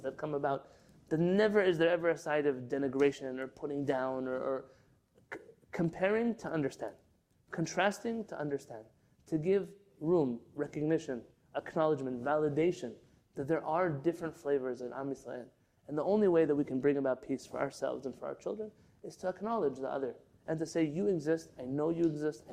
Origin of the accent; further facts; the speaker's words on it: San Diego, California, United States; When I first came to San Diego, I grew up in San Diego